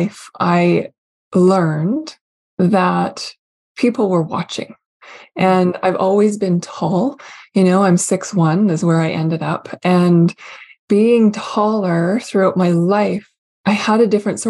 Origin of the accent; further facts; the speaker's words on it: Canada; also born or lived in Vancouver; I am Canadian through and through, with a lot of old country heritage. I still am in Canada